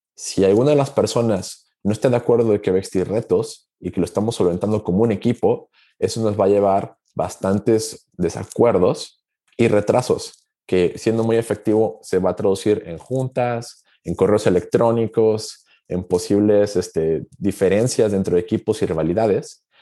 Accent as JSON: {"language": "Spanish", "region": "Aguascalientes", "country": "Mexico", "tie": "born or raised there", "said": "Yo soy originario de México, de una ciudad llamada Aguascalientes"}